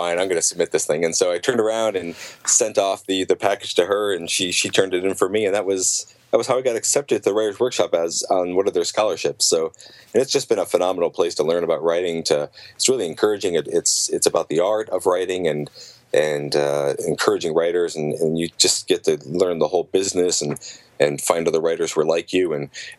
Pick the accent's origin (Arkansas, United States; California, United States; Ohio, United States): Ohio, United States; Yellow Springs; my hometown, Yellow Springs, Ohio